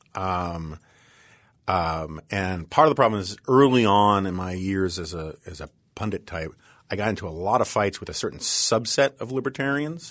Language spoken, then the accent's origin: English; New York City, New York, United States; I grew up on the Upper West Side of Manhattan